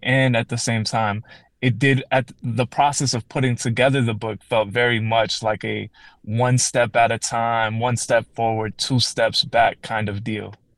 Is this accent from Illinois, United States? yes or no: yes; Calumet City, Illinois, United States; I grew up in Calumet City, Illinois, which is a south suburb of Chicago